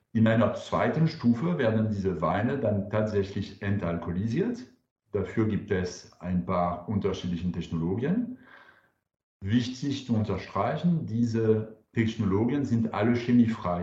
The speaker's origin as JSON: {"language": "German", "country": "France", "second_language": "German", "moved": "yes", "lives_now": "Karlsruhe, Germany", "said": "Ich bin Franzose"}